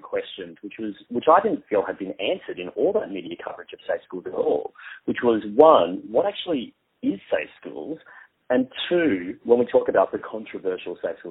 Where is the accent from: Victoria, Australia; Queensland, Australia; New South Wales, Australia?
Queensland, Australia; moved away; I am a Queenslander too myself originally